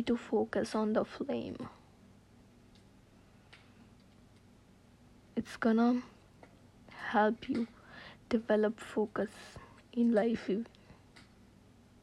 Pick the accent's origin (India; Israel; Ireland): India; I'm from India